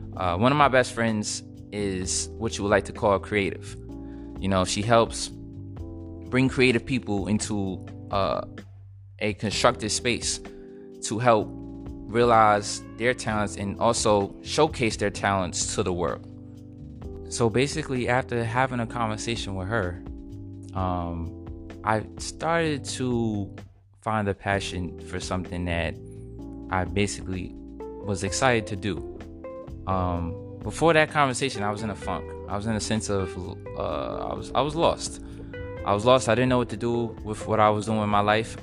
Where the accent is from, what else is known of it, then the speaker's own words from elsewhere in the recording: Edison, New Jersey, United States; also born or lived in Brooklyn, New York; I was born in Brooklyn, New York, raised in Edison, New Jersey